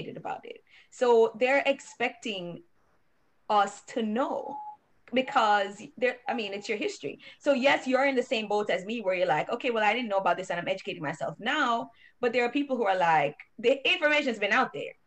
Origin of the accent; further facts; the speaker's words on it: Jamaica; now in United States; we, from Jamaica